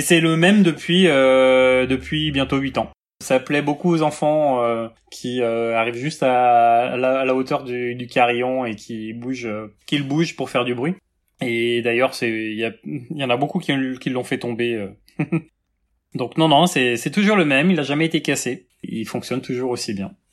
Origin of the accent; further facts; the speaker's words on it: Rennes, Brittany, France; also born or lived in Quimper; je suis rennais, euh, déjà. Enfin, je suis né à Quimper, mais euh, j'ai grandi à Rennes